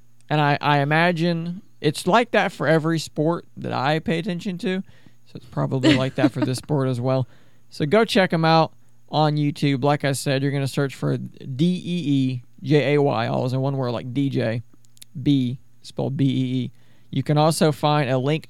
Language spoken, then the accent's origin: English; United States; I'm an American. I'm from America